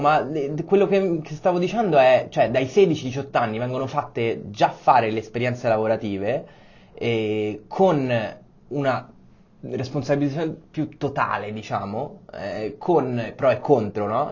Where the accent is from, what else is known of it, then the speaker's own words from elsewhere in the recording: Rome, Lazio, Italy; moved away as an adult; also born or lived in Copenhagen / Paris / Madrid / Berlin; now in Milan, Italy; sono romano come te